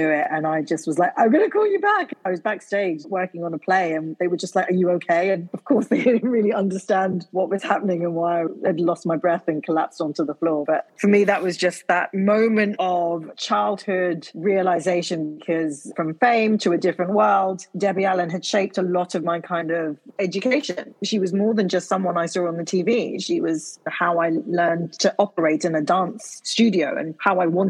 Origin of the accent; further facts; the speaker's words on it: United Kingdom; more of a Black woman than I did as a British person